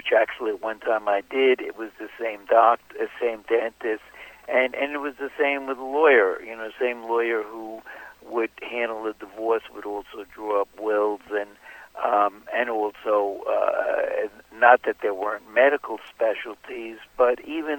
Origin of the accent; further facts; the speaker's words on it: Brooklyn, New York, United States; Brooklyn, the Flapper section. I went to the same high school as … Erasmus Hall High School on the corner of Church and Flatbush.